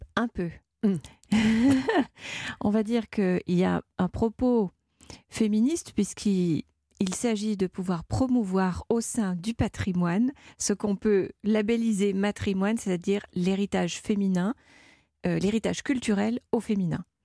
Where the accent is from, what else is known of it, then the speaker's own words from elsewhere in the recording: France; je suis française